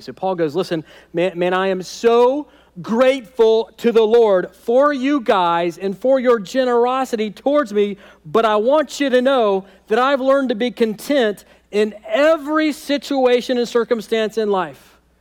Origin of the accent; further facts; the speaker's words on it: United States; American Christians